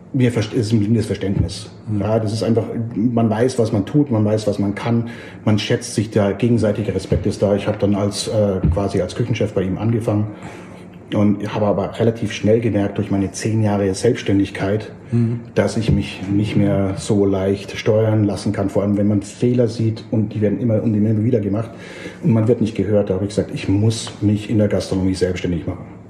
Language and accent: German; Germany; also born or lived in Oxford; Ich aus Deutschland